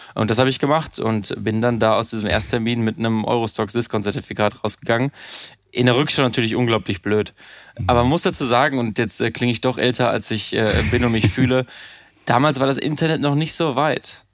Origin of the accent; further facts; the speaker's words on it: Münsterland, North Rhine-Westphalia, Germany; moved away; ich komme äh, aus dem Münsterland, einem kleinen Dorf 1000, 1500 äh, Einwohner, habe Abitur gemacht